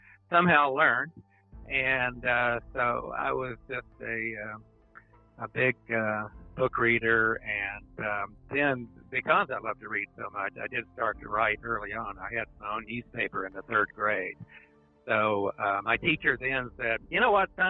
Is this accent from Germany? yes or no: no; Coalwood, West Virginia, United States; when we grew up, Colwood was a very hardworking town